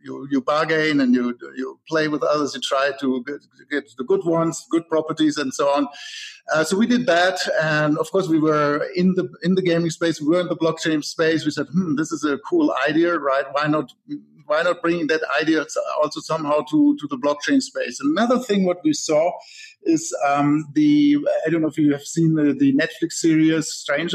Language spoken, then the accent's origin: English; Germany; moved away as an adult; now in Silicon Valley, United States; I'm originally actually from Germany, but I live here in the Silicon Valley since 10 years